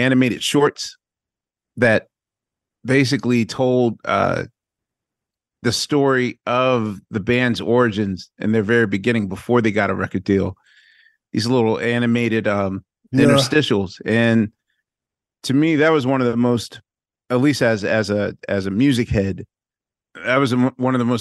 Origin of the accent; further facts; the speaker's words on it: Philadelphia, Pennsylvania, United States; now in New York, United States; even as a Philadelphian